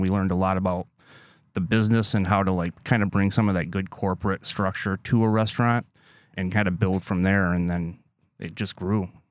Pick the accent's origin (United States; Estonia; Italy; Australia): United States; Lansing, Michigan; moved away as an adult; now in Door County, United States; I grew up outside of West Lansing